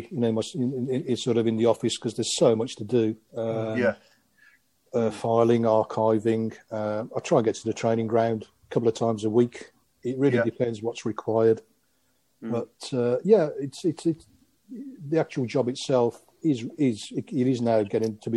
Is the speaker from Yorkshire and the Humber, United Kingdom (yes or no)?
no; Aylesbury, South East England, United Kingdom; also born or lived in Croatia; Well, many of you know probably you know I, am not English. I was I was born in Croatia, as it was then the former Yugoslavia, and came over when I was crikey, I was five six years old, and um, we moved to Aylesbury